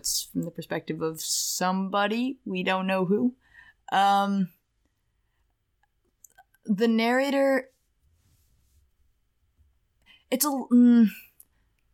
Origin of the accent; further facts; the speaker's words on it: Portland, United States; we're from Portland